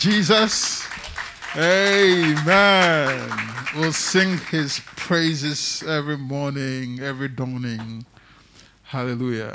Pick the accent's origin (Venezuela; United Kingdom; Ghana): Ghana; Tema, Greater Accra; I grew up in Tema